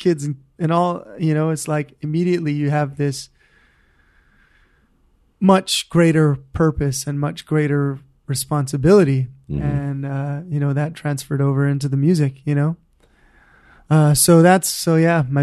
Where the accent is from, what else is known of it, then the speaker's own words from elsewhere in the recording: Honolulu, Hawaii, United States; I grew up in Hawaii Kai, so I never really learned to surf, man.